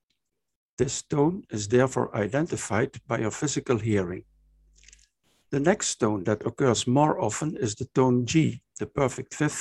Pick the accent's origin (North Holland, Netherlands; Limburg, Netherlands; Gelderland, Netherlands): Limburg, Netherlands; Maastricht; also born or lived in Aachen, Germany; my hometown, Maastricht, in the Netherlands